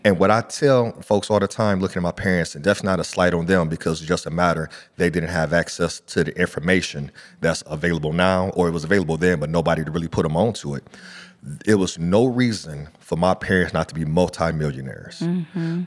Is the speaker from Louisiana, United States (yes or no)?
no; Akron, Ohio, United States; growing up in Akron, Ohio